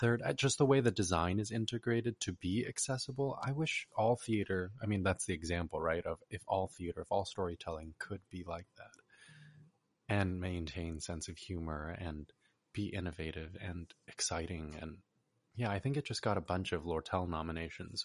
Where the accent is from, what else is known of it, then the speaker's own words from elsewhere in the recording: California, United States; as a Korean American born and raised in California